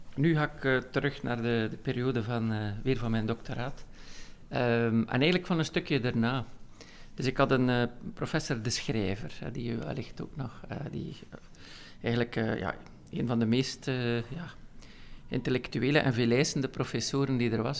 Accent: Veurne, Flanders, Belgium; Ik kom uit Veuren

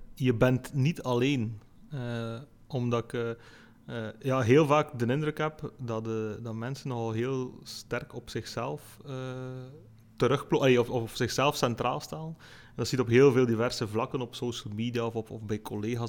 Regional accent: Lichtervelde, Flanders, Belgium; ik ben geboren in Lichterveld, ik woon er nog altijd

